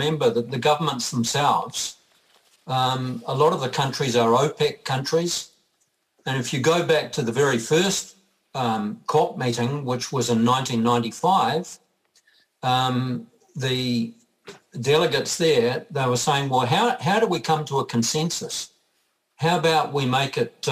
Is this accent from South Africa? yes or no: no; New Zealand; I'm also a Kiwi bloke.